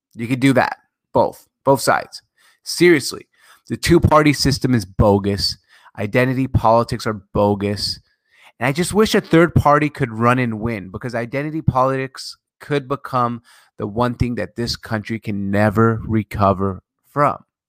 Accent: Syria; moved away; September eleventh, I was a kid, I'm from Syria

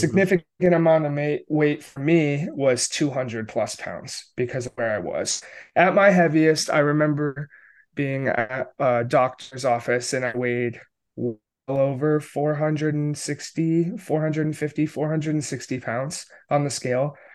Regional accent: upstate New York, United States; also born or lived in Connecticut; I grew up in rural upstate New York, um, with my family

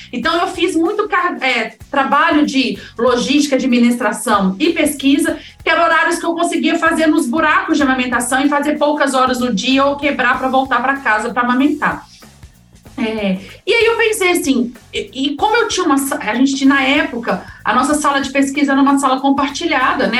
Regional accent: Minas Gerais, Brazil; now in São Paulo, Brazil; eu sou de Minas, eu não tenho família em São Paulo

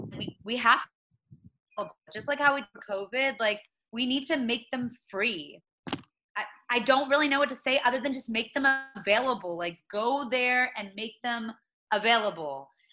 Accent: the South, United States; I'm from the South. I'm used to seeing racism.

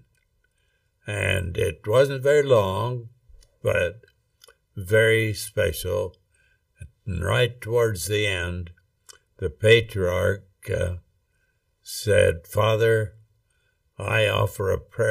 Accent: Rexburg, Idaho, United States; I grew up in Rexburg, Idaho, actually out in Hibbard, which is 4 miles out of Rexburg

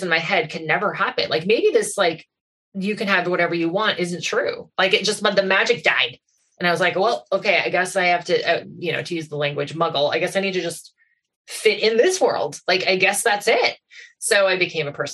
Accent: Goderich, Ontario, Canada; also born or lived in Toronto; move back to Goderich, my hometown from Toronto

